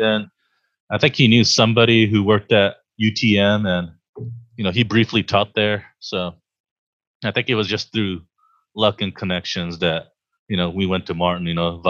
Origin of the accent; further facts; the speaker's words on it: Kyushu, near Nagasaki, Japan; moved away; Yes, I was born and raised in Japan a long time ago now, I guess, depending on your point of view. And yeah, I lived in southern Japan in Kyushu. I was near Nagasaki, and I was born in a Japanese American family.